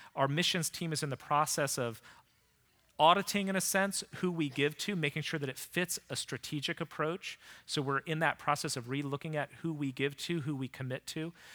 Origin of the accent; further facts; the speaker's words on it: Vienna, Virginia, United States; I was committed to starting a church here in Vienna, Virginia. It was my hometown